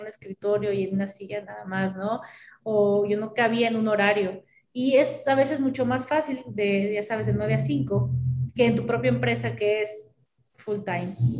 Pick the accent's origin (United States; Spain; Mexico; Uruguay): Mexico; así somos los mexicanos